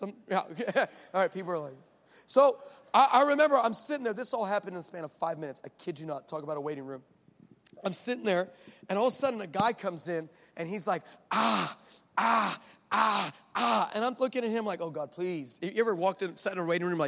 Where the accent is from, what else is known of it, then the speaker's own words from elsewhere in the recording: El Paso, Texas, United States; I'm from El Paso, the 915.